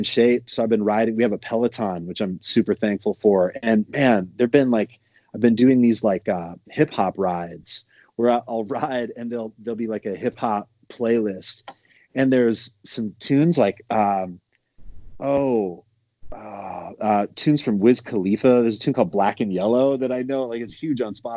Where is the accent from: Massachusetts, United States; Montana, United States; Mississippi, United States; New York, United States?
Montana, United States; I grew up in Montana